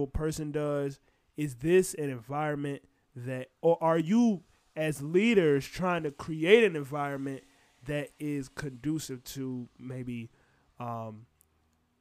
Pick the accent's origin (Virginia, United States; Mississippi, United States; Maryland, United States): Virginia, United States; we're from Virginia